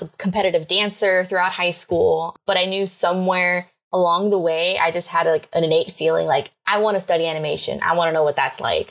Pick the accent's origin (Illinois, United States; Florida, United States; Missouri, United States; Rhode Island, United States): Florida, United States; Miami; moved away as an adult; now in Atlanta, United States; originally, I'm from Miami, Florida. Uh, lived there my whole life.